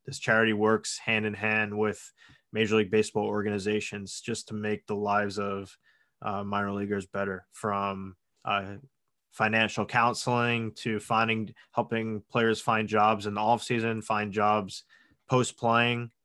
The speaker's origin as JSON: {"language": "English", "area": "Long Island", "region": "New York", "country": "United States", "said": "I'm from Long Island, New York. uh, about twenty miles outside of New York City"}